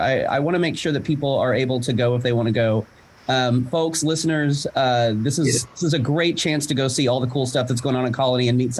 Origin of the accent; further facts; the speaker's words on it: Weatherford, Oklahoma, United States; Hey, so in my hometown of Weatherford.